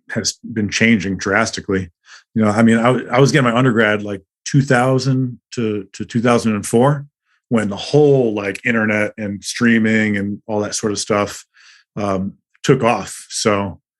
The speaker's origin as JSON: {"language": "English", "region": "Mississippi", "country": "United States", "tie": "born or raised there", "said": "I grew up in Mississippi. You know, I'm from"}